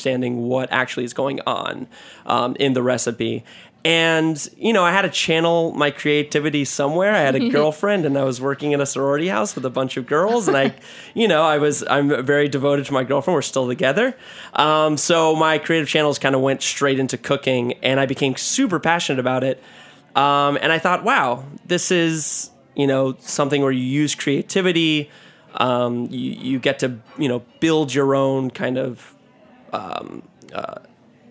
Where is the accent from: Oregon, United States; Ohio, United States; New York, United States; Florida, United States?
Florida, United States; I'm from Florida. I graduated at University of Florida for finance